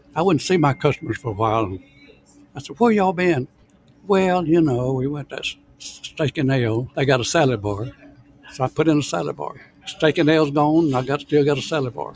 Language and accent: English; Oxford, Alabama, United States; now in Dallas, United States; I was born in Alabama. My mother had a small restaurant there. That's all I ever did was work in restaurants. I'm from a little town, Oxford, Alabama